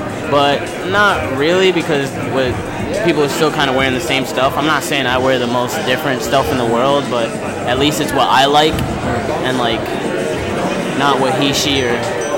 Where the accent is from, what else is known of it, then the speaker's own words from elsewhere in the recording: Hempstead, New York, United States; I'm from Long Island, New York.